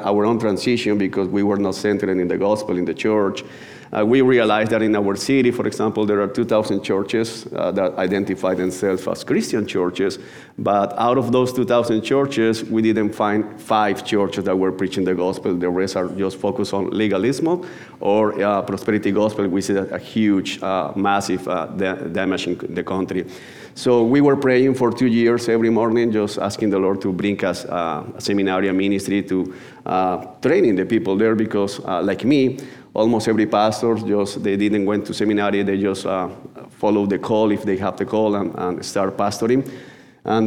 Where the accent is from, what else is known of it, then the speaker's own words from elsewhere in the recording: Barranquilla, Atlántico, Colombia; English is a second language; I come from Colombia. Barranquilla is a city that is in the north coast of the country.